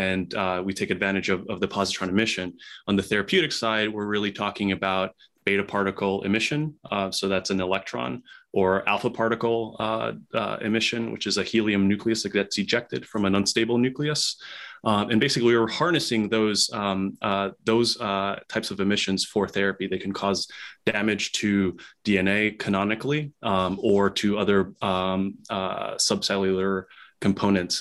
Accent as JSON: {"language": "English", "country": "Nicaragua", "also_born_or_lived": "Chicago, United States / New York City, United States", "moved": "yes", "lives_now": "United States", "said": "I'm originally from Central America, Nicaragua, so I'm an immigrant"}